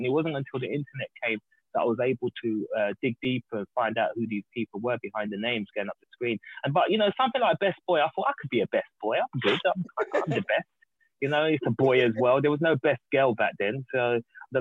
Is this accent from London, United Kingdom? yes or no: yes; London, United Kingdom; I'm from South, I'm from Battersea